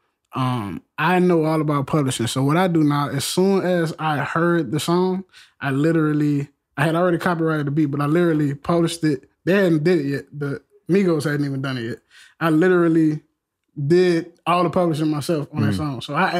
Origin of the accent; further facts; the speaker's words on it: New Orleans, Louisiana, United States; I'm from New Orleans